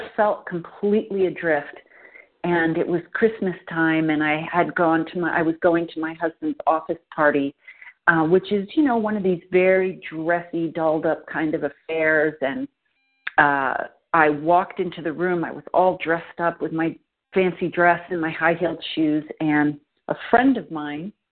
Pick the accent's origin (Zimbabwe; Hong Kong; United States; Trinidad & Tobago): United States; New York; moved away as an adult; now in San Francisco, United States; we're both from the East Coast. I'm from New York